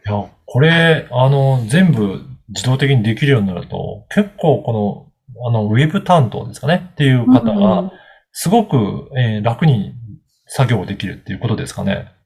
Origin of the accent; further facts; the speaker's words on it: Okayama, Japan; 私も、あの、出身が岡山なので